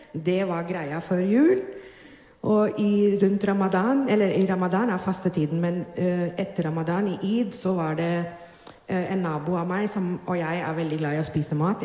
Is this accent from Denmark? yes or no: no; Mumbai, Maharashtra, India; moved away as an adult; now in Drammen, Norway; jeg er født og oppvokst i India. I Bombay, på vestkysten.